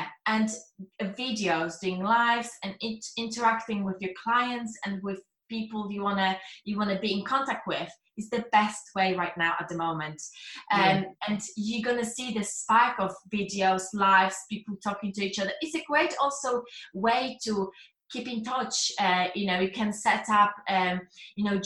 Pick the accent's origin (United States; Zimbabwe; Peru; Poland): Poland; English is a second language; moved away; I was worrying about my accent, if people are going to understand what I'm saying, because I'm Polish